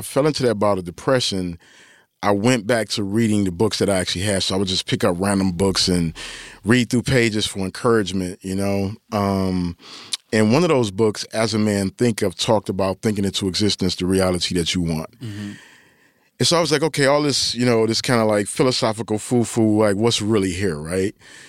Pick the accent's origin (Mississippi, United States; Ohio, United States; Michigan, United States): Michigan, United States; Detroit; I'm from Detroit, but I don't really like Jordan in that way.